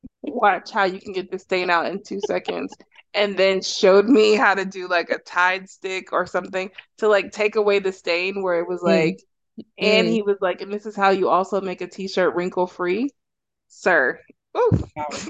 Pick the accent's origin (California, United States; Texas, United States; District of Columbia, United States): Texas, United States; I am from Texas